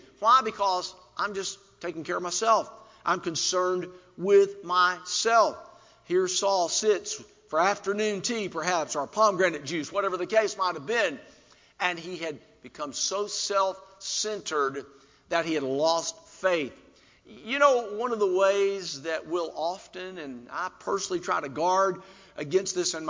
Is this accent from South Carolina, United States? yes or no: yes; South Carolina, United States; since I was from South Carolina, I wore, and I'm going to make some of you happy here, okay, I had a Clemson Tiger.